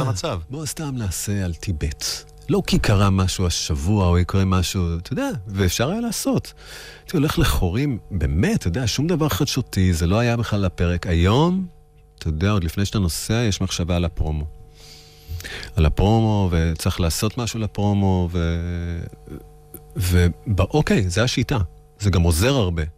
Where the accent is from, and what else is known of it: Israel; also born or lived in New York, United States